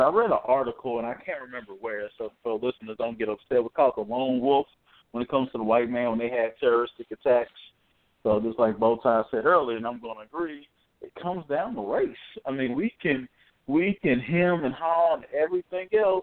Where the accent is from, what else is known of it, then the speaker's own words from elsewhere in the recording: Indiana, United States; we're from Indiana